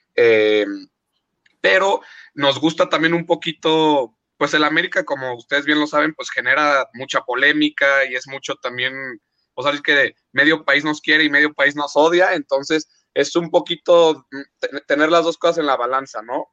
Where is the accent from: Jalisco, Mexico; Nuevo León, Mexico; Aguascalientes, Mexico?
Jalisco, Mexico; Guadalajara; nací aquí en Guadalajara y aquí vivo.